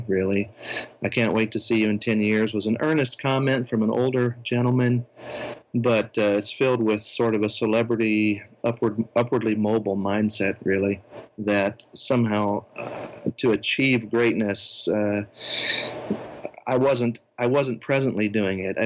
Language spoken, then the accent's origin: English; United States; as an American